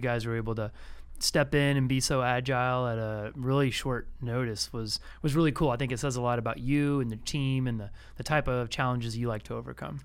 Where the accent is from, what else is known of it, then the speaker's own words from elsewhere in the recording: Austin, Texas, United States; growing up as a kid in Austin, you know, in the, uh, early eighties